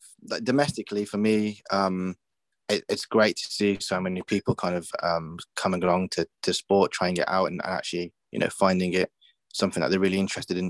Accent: Birmingham, West Midlands, United Kingdom; going back to Birmingham, it's just been, obviously my hometown has been great

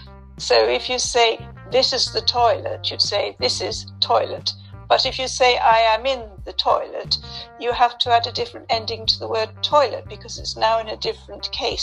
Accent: London, United Kingdom; In London.

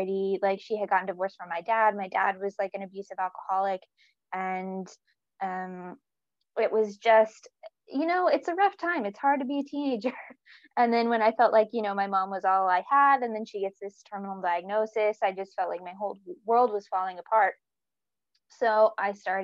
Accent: North Carolina, United States; moved away as an adult; also born or lived in Virginia; now in Newcastle, United Kingdom; I'm from North Carolina in the south, the east coast of the States. And I grew up between there and Virginia

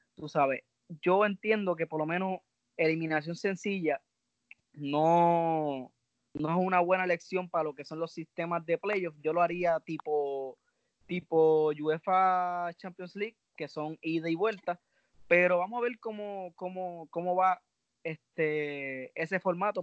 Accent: Puerto Rico; soy boricua

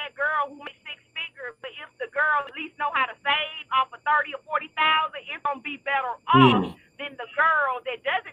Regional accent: Atlanta, Georgia, United States; now in Huntsville, United States; I'm from Atlanta, but I stay in Little Huntsville

